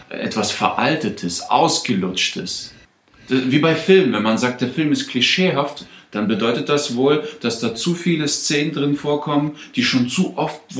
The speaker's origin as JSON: {"language": "German", "country": "Germany", "tie": "born or raised there", "also_born_or_lived": "Russia", "moved": "as an adult", "lives_now": "Stuttgart, Germany", "said": "groß geworden. Ich komme aus dem Dorf, ja. Aus einem sehr kleinen"}